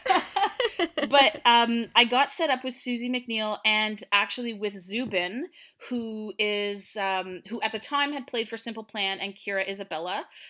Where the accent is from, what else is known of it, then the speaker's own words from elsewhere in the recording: Ottawa, Ontario, Canada; also born or lived in Montreal; we moved to Ottawa, um, when I was pretty young